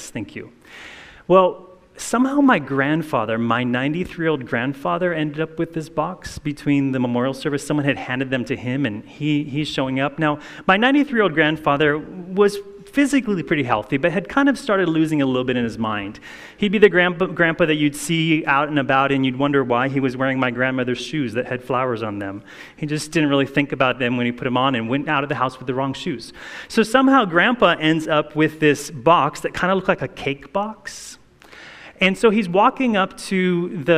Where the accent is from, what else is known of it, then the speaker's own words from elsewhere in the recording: Hawaii, United States; I grew up in Hawaii